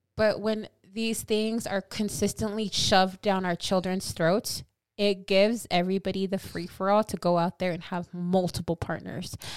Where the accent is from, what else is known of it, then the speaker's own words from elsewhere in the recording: California, United States; I'm from California